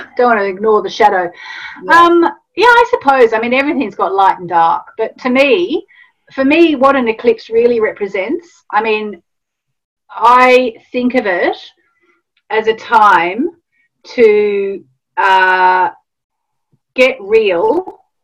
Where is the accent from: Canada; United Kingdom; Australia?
Australia; I grew up in Australia